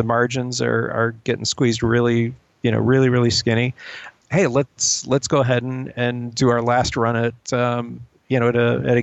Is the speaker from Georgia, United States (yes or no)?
no; Chicago, Illinois, United States; I grew up in Chicago